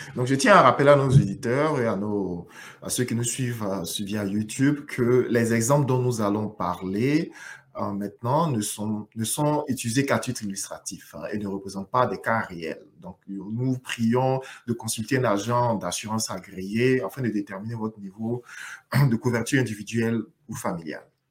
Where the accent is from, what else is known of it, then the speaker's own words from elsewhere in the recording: Côte d’Ivoire; dont je viens aussi d'ailleurs